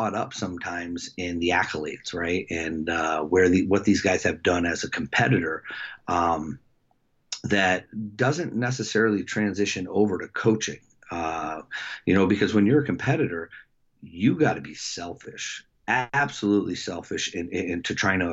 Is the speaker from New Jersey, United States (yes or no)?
yes; Lakewood, New Jersey, United States; also born or lived in Jackson; we moved from Jackson to Lakewood